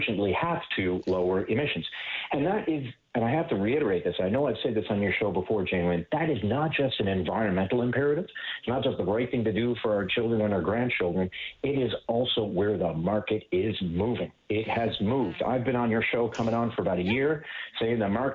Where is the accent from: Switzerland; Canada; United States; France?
Canada; Newfoundland and Labrador; I grew up in Labrador in the north